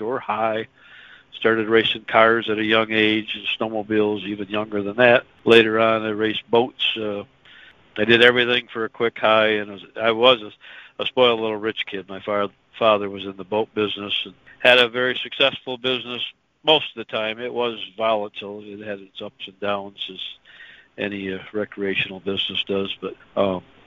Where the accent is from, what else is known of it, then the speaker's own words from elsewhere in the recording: West Michigan, United States; I was born and raised in West Michigan, and still up there